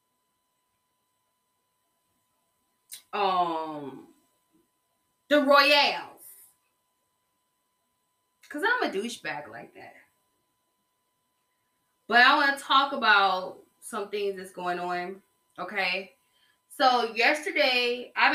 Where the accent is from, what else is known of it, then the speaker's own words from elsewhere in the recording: Georgia, United States; here in Georgia